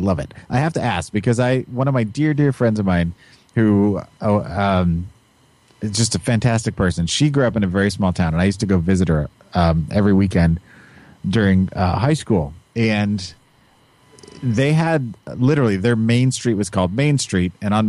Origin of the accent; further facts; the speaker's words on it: Kansas City, Missouri, United States; I grew up in Kansas City. It's a metropolitan area. I lived on the state line.